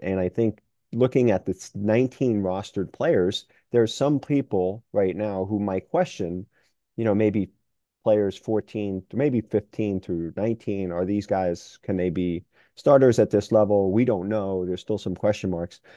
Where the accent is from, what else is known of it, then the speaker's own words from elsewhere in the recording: New York City, New York, United States; I grew up in New York City area